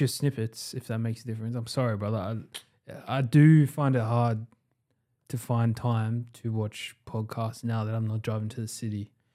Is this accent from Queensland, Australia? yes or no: no; Sydney, New South Wales, Australia; we are all from Western Sydney